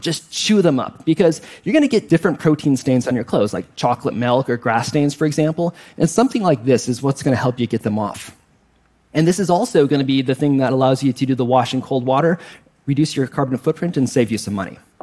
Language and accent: English; Wisconsin, United States; I grew up in Wisconsin, so of course I like cheese and the Green Bay Packers